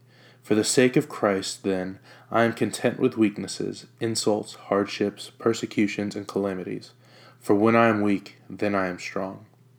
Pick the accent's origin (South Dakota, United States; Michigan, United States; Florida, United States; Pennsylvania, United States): Florida, United States; Jacksonville; also born or lived in Norfolk, Virginia; I was born in Norfolk, Virginia on August 27th, 1994. When I was born, it was just my mom, my dad, and myself. A few months after I was born, we moved to Jacksonville, Florida, where my dad got relocated